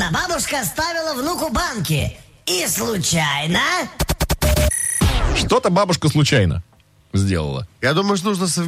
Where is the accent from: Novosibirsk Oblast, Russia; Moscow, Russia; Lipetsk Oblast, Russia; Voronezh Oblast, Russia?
Lipetsk Oblast, Russia; Lipetsk; Город Липецк.